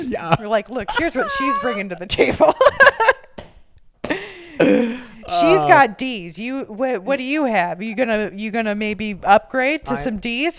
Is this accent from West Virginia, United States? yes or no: no; Orange County, California, United States; maybe that was just where I grew up in Orange County.